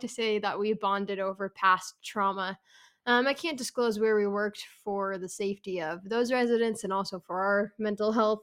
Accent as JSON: {"language": "English", "town": "San Francisco", "region": "California", "country": "United States", "also_born_or_lived": "Provo, Utah", "moved": "yes", "said": "I am from San Francisco, California"}